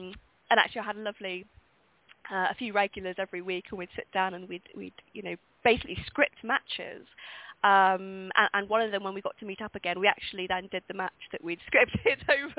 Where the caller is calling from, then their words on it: London, United Kingdom; I'm in London.